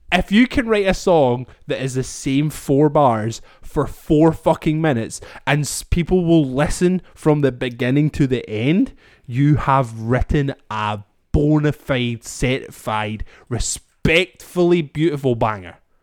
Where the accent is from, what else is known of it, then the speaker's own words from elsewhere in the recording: Scotland, United Kingdom; we can hold on to as the Scottish people